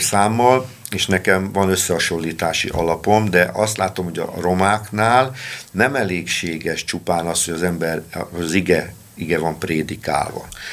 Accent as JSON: {"language": "Hungarian", "town": "Balassagyarmat", "region": "Nógrád", "country": "Hungary", "said": "én gyarmati származású vagyok, ismer mindenki, főleg a romák"}